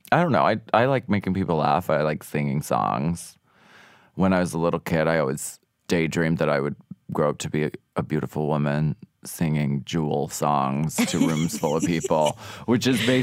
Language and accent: English; Pennsylvania, United States; And I'm from Pennsylvania, so like I could drink pretty much anyone under the table.